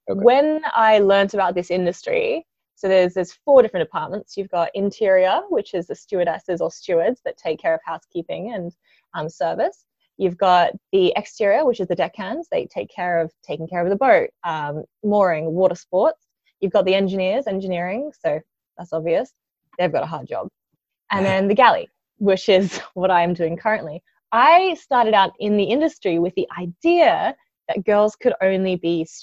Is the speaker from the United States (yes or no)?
no; Australia; now in Cirencester, United Kingdom; I'm Australian